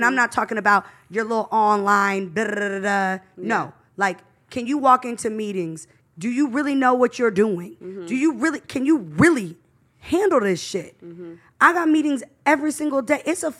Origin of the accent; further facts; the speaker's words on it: San Francisco Bay Area, California, United States; moved away as an adult; also born or lived in Los Angeles; I'm from the Bay Area, born and raised in the Bay.